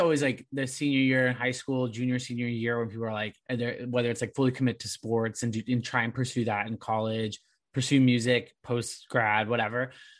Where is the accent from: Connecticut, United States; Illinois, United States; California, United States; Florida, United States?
California, United States; Orange County; growing up in Orange County